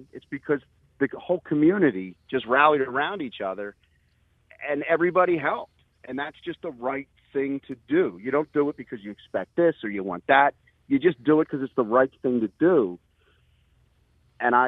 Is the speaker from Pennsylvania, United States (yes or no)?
yes; Levittown, Pennsylvania, United States; growing up in Pendle and Levittown